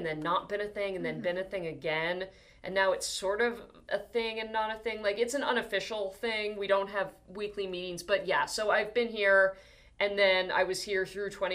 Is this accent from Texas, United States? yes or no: no; New Jersey, United States; moved away as an adult; also born or lived in Hoboken; I am originally from New Jersey, yeah, but I'm from New Jersey